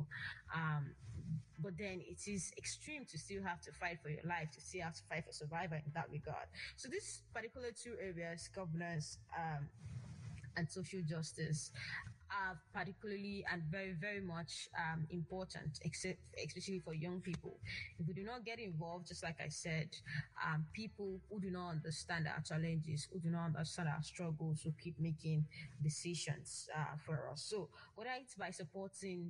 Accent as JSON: {"language": "English", "country": "Nigeria", "said": "as a Nigerian living in Nigeria"}